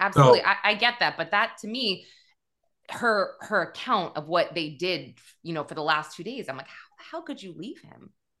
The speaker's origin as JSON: {"language": "English", "town": "Manchester", "region": "New Hampshire", "country": "United States", "moved": "yes", "lives_now": "New York City, United States", "said": "I'm from New Hampshire. I'm actually from Adam Sandler's hometown."}